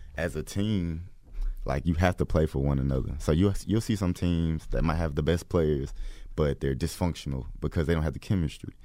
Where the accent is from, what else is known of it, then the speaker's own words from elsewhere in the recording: Atlanta, Georgia, United States; Atlanta, Georgia